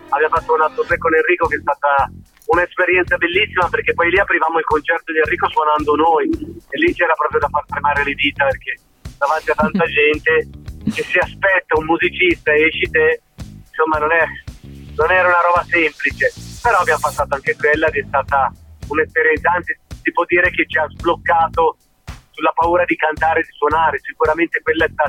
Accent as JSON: {"language": "Italian", "town": "Milan", "region": "Lombardy", "country": "Italy", "said": "noi da milanesi"}